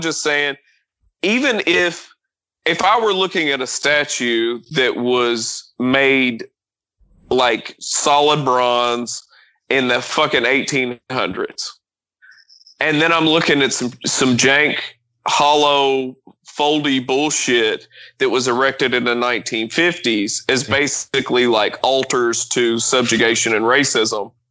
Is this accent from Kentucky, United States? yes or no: yes; Kentucky, United States; I'm from Kentucky